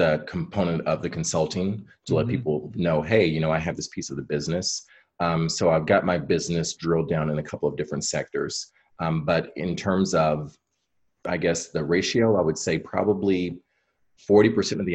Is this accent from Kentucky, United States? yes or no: yes; Kentucky, United States; now in Chicago, United States; I grew up originally in Kentucky